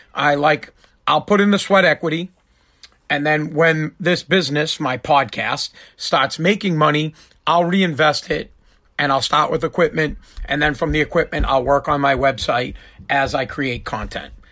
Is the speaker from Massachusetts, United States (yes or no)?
yes; Boston, Massachusetts, United States; also born or lived in Revere, Massachusetts; I'm from Boston, right outside of Boston. I live in Revere